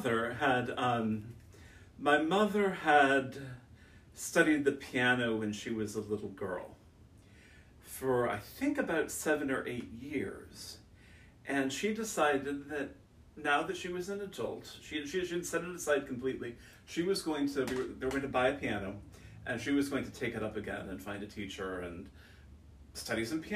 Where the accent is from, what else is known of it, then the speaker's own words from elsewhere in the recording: Silverton, Oregon, United States; I grew up in Silverton, Oregon, a small town 15 miles away from Salem